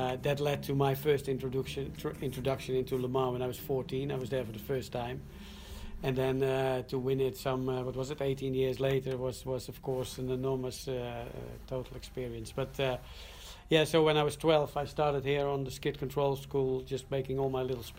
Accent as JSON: {"language": "English", "town": "Zandvoort", "region": "North Holland", "country": "Netherlands", "tie": "born or raised there", "said": "I grew up here downtown in Zandvoort. Was born about 200 yards from"}